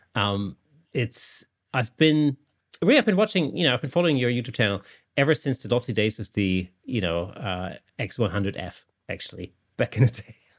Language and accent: English; Germany; now in England, United Kingdom; I live in England, but I'm not British at all. I'm actually German